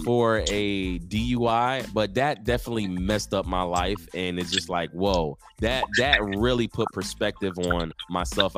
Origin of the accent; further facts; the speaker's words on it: Norfolk, Virginia, United States; moved away as an adult; also born or lived in Newport News, Virginia / California; now in San Antonio, United States; I come from Virginia, born and raised in Norfolk, Virginia.